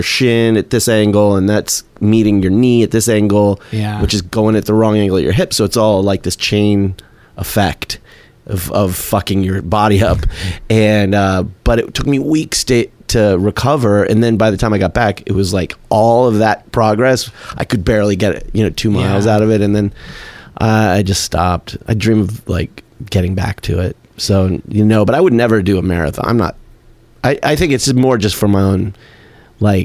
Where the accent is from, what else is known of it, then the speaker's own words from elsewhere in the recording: Tucson, Arizona, United States; from Tucson